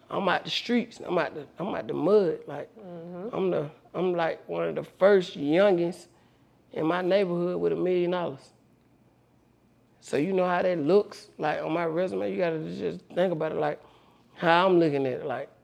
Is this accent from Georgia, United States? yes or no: yes; Atlanta, Georgia, United States; I went to school in College Park, but I grew up on Bankhead.